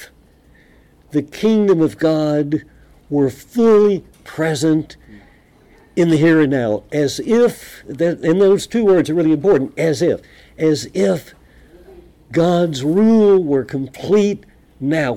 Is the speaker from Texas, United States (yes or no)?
yes; San Angelo, Dallas and Lubbock, Texas, United States; when I am a kid growing up in San Angelo and Dallas and Lubbock, Texas